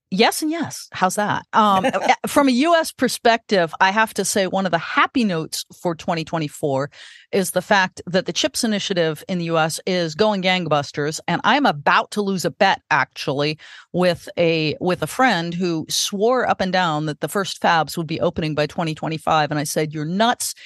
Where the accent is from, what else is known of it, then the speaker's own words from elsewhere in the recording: California, United States; And I was born in California